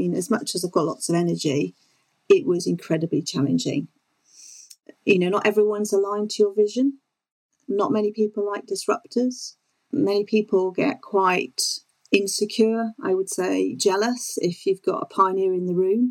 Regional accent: South Wales, United Kingdom; moved away; also born or lived in Exeter / London; my background growing up in South Wales

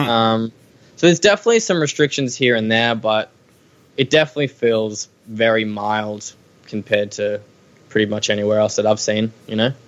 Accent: Australia; We need to really own own being Australian

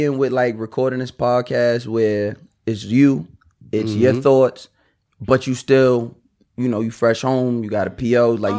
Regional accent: Long Island, New York, United States; I'm from Long Island.

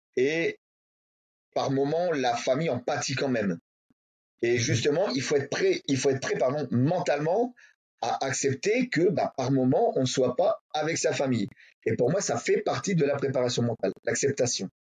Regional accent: Hauts-de-France, France; je suis de l'Étrême des Hauts-de-France

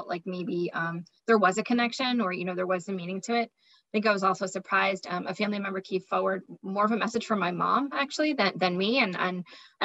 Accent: Massapequa, New York, United States; I'm from Massapequa, New York

